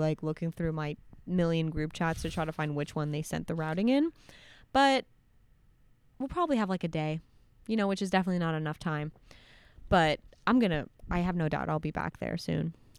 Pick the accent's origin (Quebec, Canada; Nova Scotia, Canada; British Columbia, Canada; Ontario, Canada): Quebec, Canada; Montreal; I consider Montreal my hometown just because, like, I grew up right outside of it, and I went to school in Montreal